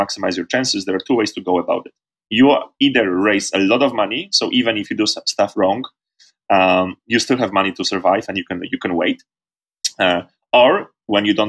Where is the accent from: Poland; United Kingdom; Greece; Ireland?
Poland; moved away as an adult; Poland, my home country.